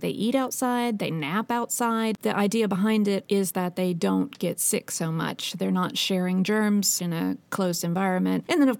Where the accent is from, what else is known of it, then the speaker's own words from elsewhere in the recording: Texas, United States; moved away as an adult; now in Stockholm, Sweden; I came from Texas. It's very warm. I'd experienced snow twice in my life, and it was about an inch, and it melted after an hour.